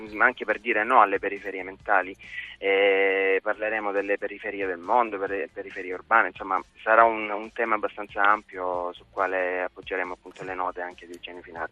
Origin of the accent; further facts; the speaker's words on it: Sogliano Cavour, Apulia, Italy; Sogliano Cavour, il mio paesino natale